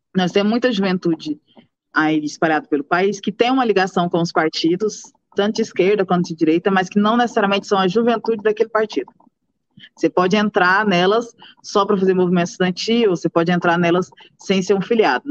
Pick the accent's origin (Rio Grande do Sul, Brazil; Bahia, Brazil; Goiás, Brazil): Goiás, Brazil; Morrinhos; Eu sou de Morrinhos, interior do estado de Goiás. Nasci em novembro de 95.